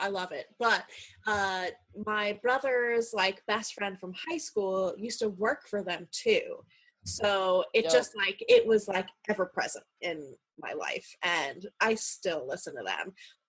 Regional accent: New Jersey, United States; I'm from New Jersey, so I get the New York radio stations.

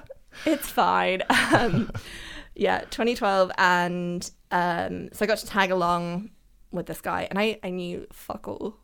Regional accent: London, United Kingdom; also born or lived in Germany; I've always like lived in and around London

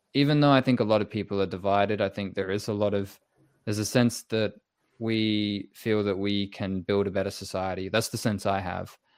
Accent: England, United Kingdom; I was born in England

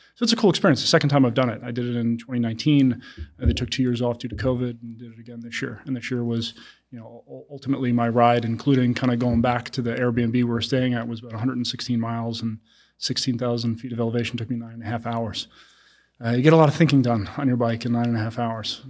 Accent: Long Island, New York, United States; I grew up in Long Island and, uh, to a very middle-class family.

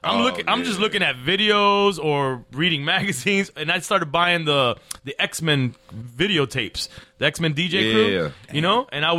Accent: Miami, Florida, United States; I was raised in Miami.

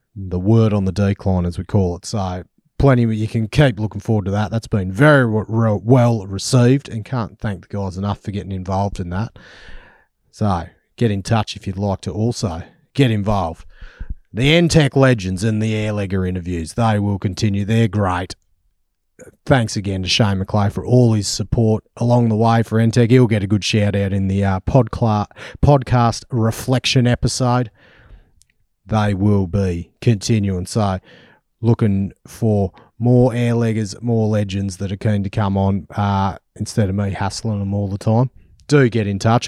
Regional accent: Australia; accent: Australian; my Australian accent.

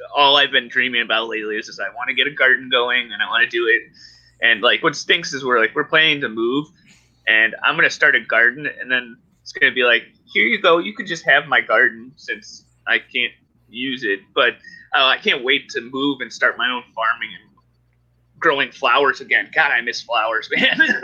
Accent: Ohio, United States; moved away as an adult; also born or lived in Colorado; I was born and raised in Ohio

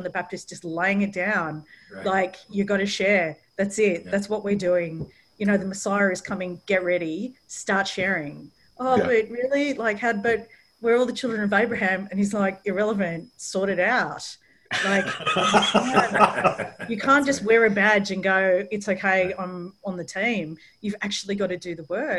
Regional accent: Australia; also born or lived in London; I'm from Australia

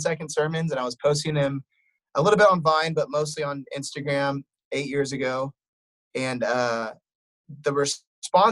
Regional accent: Wheaton, Illinois, United States; I grew up on Wheaton College campus.

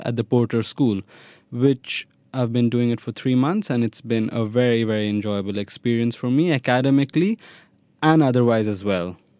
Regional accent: Delhi, India; moved away as an adult; also born or lived in Mumbai / Vellore, Tamil Nadu; now in Tel Aviv, Israel; I was born in Mumbai, brought up in Delhi.

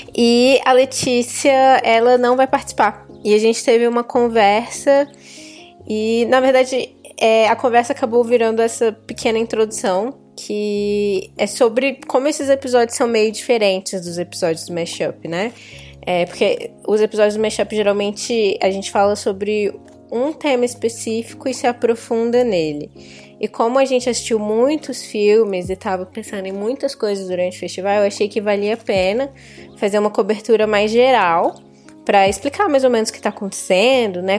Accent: Brasília, Federal District, Brazil; fui criada no, no, em Brasília

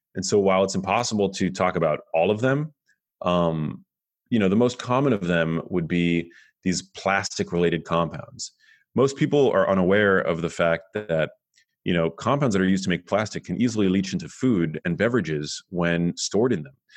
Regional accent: New York City, New York, United States; now in Los Angeles, United States; I grew up in New York City. I live in Los Angeles now.

